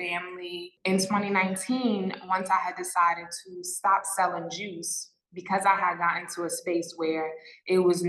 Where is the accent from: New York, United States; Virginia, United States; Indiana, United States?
New York, United States; New York City; moved away as an adult; now in Mexico; I am from New York, born and raised in New York City